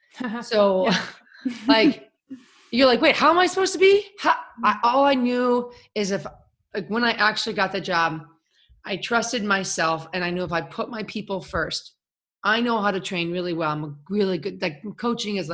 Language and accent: English; Chicago, Illinois, United States; I'm from Chicago.